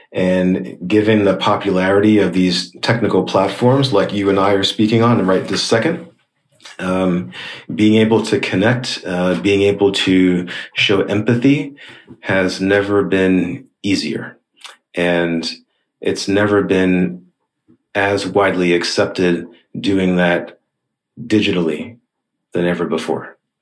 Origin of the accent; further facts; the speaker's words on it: New York, United States; moved away as an adult; now in Shanghai, China; I'm speaking from Shanghai, China, but originally from New York in the US